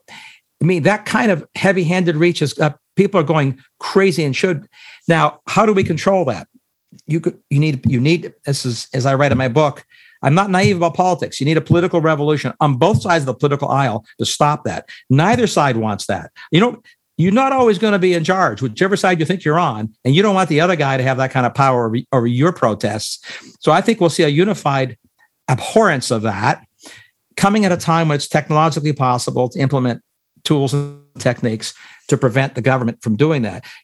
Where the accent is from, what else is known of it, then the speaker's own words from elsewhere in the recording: Canada; now in United States; I'm a Canadian and an American, and uh, my former homeland has engaged in uh, Chinese Communist Party tactics against peaceful protesters.